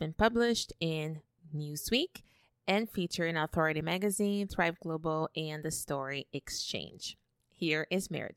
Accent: Brazil; moved away as an adult; now in Canada; I was born and raised in Brazil

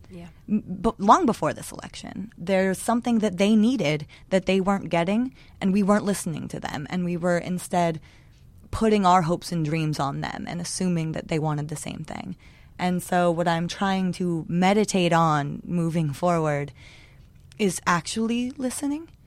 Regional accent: California, United States; Um, yeah, well, I'm from Northern California.

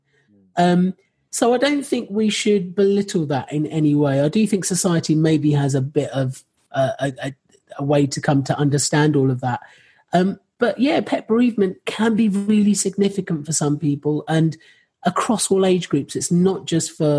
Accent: Rochester, South East England, United Kingdom; I grew up in Rochester

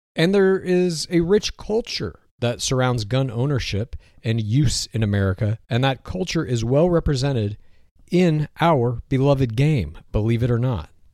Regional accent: Texas, United States; moved away; I grew up in Texas, eighteen years old

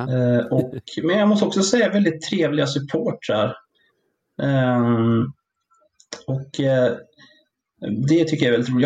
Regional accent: Sala, Västmanland, Sweden; jag är ju från Sala från början som ligger fyra mil norr om Västerås

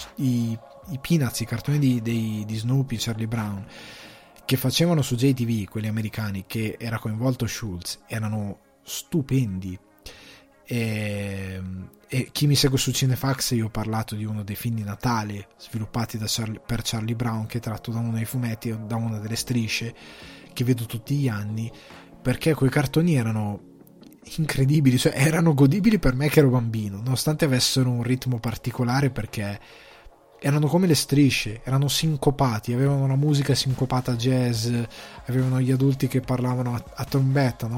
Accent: Lombardy, Italy; moved away as an adult; now in Ireland; io sono cresciuto in Lombardia

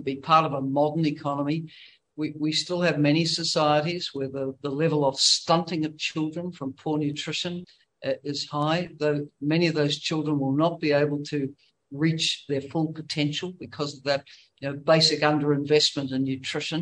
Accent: New Zealand; as a New Zealander

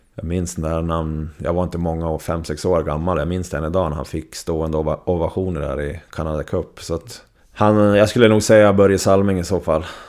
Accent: Surahammar, Västmanland, Sweden; also born or lived in Västerås, Sweden; now in Leksand, Sweden; jag växte upp med i Surahammar med Tommy Salo

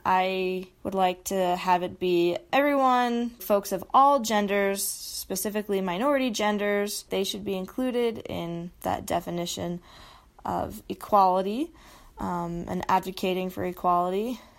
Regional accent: Utah, United States; I grew up in Utah, love it here

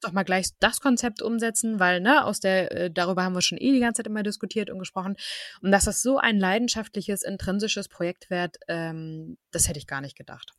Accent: Germany; bei uns in Deutschland

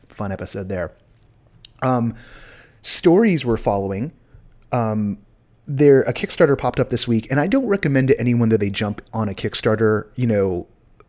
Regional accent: United States; I'm an American

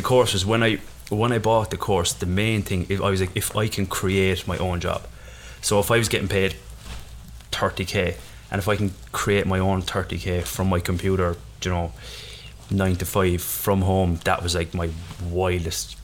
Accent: Ireland; I am Irish

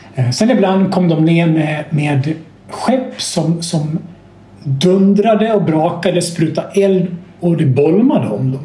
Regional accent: Sweden

